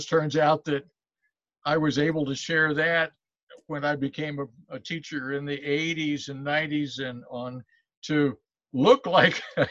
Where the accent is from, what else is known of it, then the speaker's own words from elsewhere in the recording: Columbia, Missouri, United States; also born or lived in Fayette, Missouri; growing up in Columbia, born in Fayette